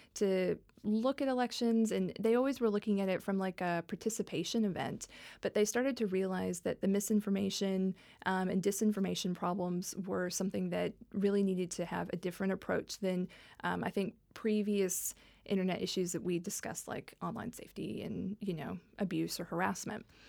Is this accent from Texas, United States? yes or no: yes; Dallas, Texas, United States; moved away; I was raised in the South. I, I'm, I'm from Dallas, Texas, originally